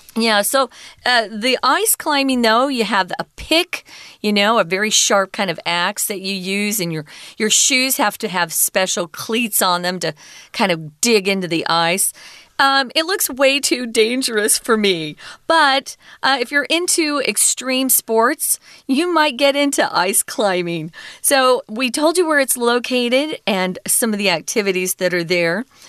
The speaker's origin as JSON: {"language": "English", "region": "Arizona", "country": "United States", "said": "Arizona, my home state"}